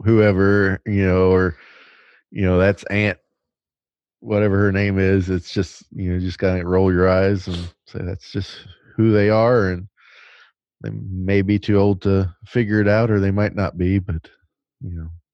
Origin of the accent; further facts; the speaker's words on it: the South, United States; I'm basically from the South